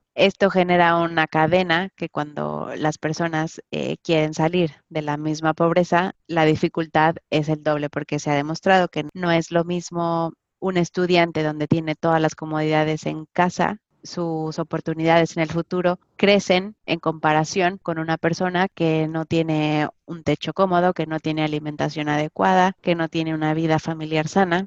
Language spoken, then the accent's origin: Spanish; Mexico; como mexicana